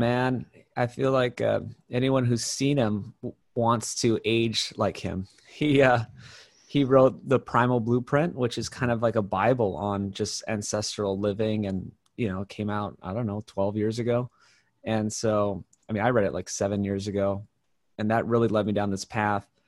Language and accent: English; Hawaii, United States; I grew up in Hawaii